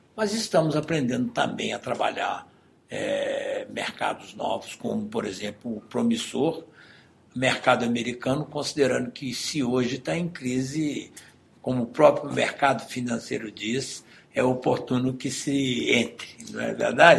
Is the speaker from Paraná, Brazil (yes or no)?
no; Minas Gerais, Brazil; Nós somos mineiros